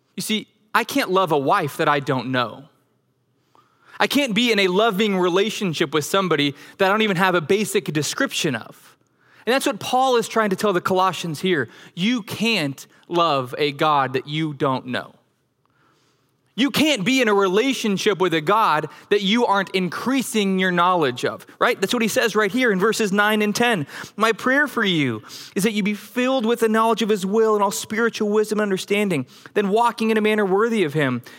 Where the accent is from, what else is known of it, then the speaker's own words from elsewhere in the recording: Denver, Colorado, United States; moved away; also born or lived in Flower Mound, Texas; I grew up in Denver, Colorado